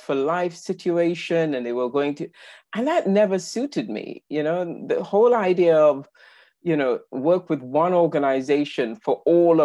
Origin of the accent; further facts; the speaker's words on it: Trinidad & Tobago; now in United Kingdom; I was born in the Caribbean, on the wonderful island of Trinidad, as in Trinidad and Tobago. And I've been living in the UK since 1985.